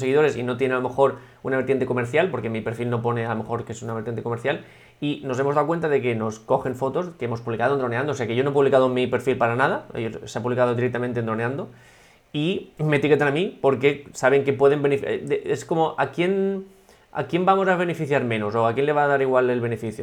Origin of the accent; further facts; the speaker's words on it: Altea, Valencian Community, Spain; en el hashtag de Altea, en el hashtag de mi pueblo